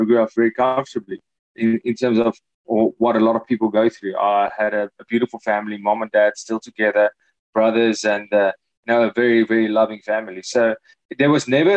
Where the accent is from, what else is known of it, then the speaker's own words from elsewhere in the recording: Hartbeespoort, Gauteng, South Africa; also born or lived in Free State, South Africa; I'm from the Free State, born in the Free State, and then moved to Gauteng in Hartbeespoort Dam. That's where I'm from